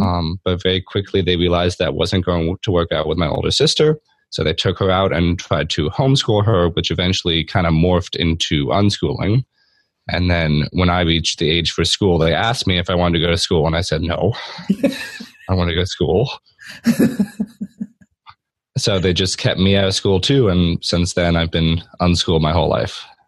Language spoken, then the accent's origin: English; Delaware, United States; also born or lived in Pennsylvania; I live in Delaware with my mom, dad, brother, and sister. And we lived here pretty much my whole life. Um, I was born in Pennsylvania, like 30 minutes away, but pretty much the same area my whole life.